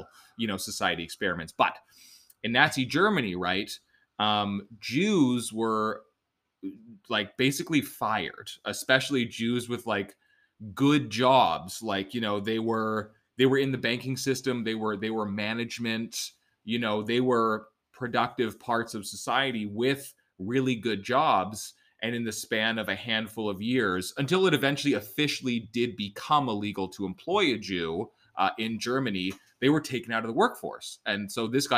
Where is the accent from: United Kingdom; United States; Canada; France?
Canada; being Canadian